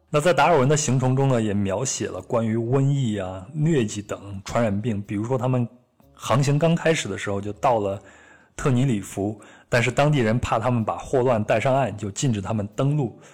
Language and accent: Chinese; China; 我们中国人会说它是野味儿